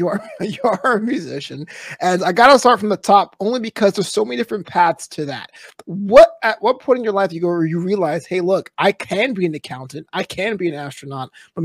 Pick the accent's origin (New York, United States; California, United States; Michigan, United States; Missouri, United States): New York, United States; New York City; now in Los Angeles, United States; the old ancient name for my hometown, New York City